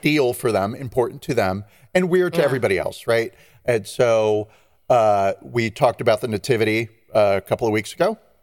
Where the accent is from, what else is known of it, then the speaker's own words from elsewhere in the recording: United States; I'm not Catalonian, but I am American